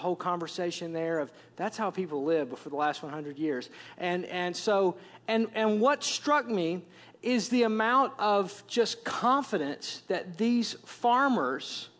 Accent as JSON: {"language": "English", "region": "Wisconsin", "country": "United States", "moved": "as an adult", "said": "as you can tell from my accent, I'm from Wisconsin"}